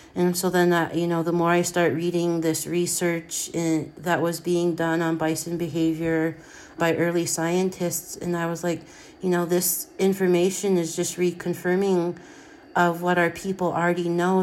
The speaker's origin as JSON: {"language": "English", "area": "Blackfeet Nation", "region": "Montana", "country": "United States", "tie": "born or raised there", "said": "I'm from the Blackfeet Nation, born and raised. I grew up on my family ranch"}